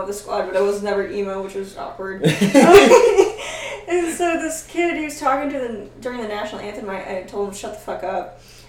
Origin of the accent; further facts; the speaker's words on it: Northern California, United States; moved away as an adult; I'm glad I moved away from California for, like, Northern California anyways.